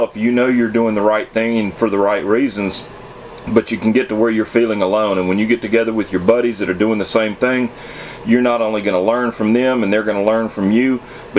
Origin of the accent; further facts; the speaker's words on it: Alabama, United States; I come from Alabama, and I hang out in the swamps in Alabama